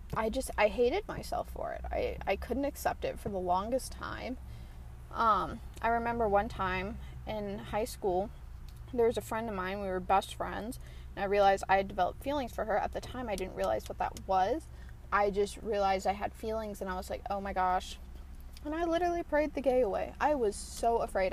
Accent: around Atlanta, Georgia, United States; I'm from Atlanta, but I'm like from quotation marks Atlanta. Um, and I'm not going to give my specifics out, but I'm from, you know, around Atlanta

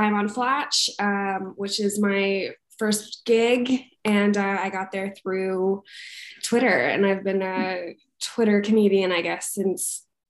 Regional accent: Montgomery Village, Maryland, United States; moved away as an adult; now in Los Angeles, United States; I grew up in Montgomery, Maryland, just outside DC.

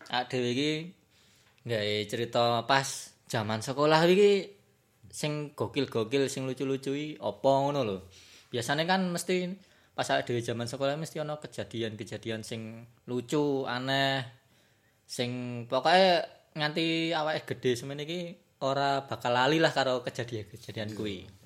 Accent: Java, Indonesia; Karena uh, aku sendiri orang Jawa ya. Jadi nanti kita akan membahas dengan menggunakan bahasa Jawa.

